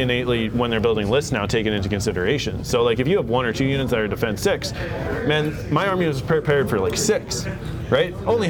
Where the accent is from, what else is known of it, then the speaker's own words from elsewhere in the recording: Canada; We're Canadian.